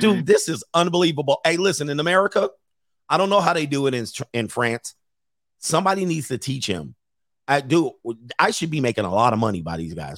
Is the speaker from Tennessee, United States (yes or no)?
no; Los Angeles, California, United States; I grew up in Los Angeles